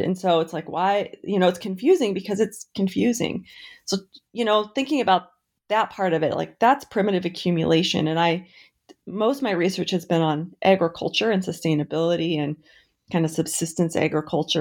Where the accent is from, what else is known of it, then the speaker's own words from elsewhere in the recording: Montana, United States; also born or lived in Sandpoint, Idaho / Dover, Idaho; now in Idaho, United States; I grew up in Montana and I have both sides of my family are fifth generation Montanans. I grew up on a ranch there